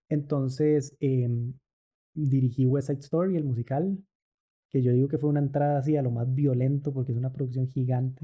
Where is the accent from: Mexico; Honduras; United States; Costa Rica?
Costa Rica; also born or lived in Argentina; nuestro país, en Costa Rica